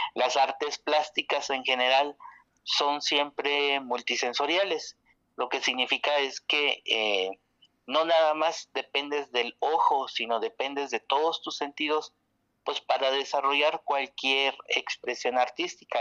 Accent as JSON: {"language": "Spanish", "country": "Mexico", "lives_now": "Oaxaca, Mexico", "said": "mexicana que vive en Oaxaca"}